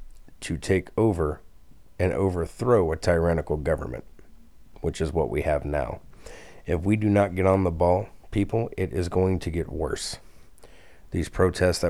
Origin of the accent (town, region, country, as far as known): United States